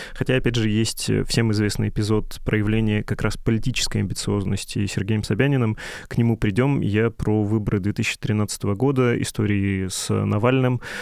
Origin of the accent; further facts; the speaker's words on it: Urals, Russia; я сейчас говорю как человек с Урала